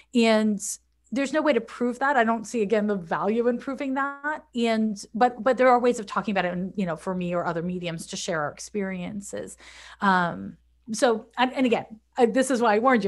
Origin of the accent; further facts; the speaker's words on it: Montreal, Quebec, Canada; moved away as an adult; also born or lived in San Francisco; now in United States; I'm from Montreal, Quebec